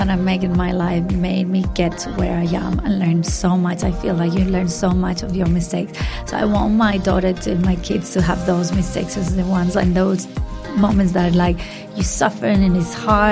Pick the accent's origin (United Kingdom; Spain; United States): Spain; Madrid, Community of Madrid; English is a second language; moved away as an adult; now in Byron Bay, Australia; So I grew up in Madrid, which is the capital of Spain, a big city, and in the center of Madrid